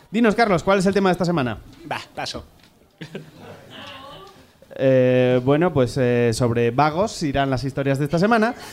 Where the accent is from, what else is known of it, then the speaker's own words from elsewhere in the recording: Murcia, Region of Murcia, Spain; now in Madrid, Spain; Soy de Murcia, pero apincada en Madrid.